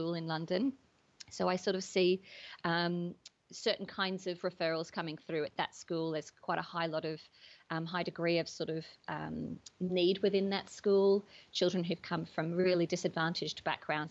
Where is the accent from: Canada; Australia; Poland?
Australia; moved away as an adult; now in United Kingdom; I grew up in Australia mostly. But after I moved to the UK about 10 years ago